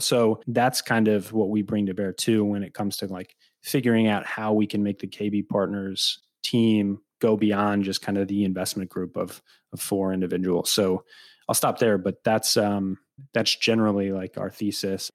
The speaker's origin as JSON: {"language": "English", "town": "Peoria", "region": "Illinois", "country": "United States", "tie": "born or raised there", "said": "growing up in Central Illinois, growing up in Peoria"}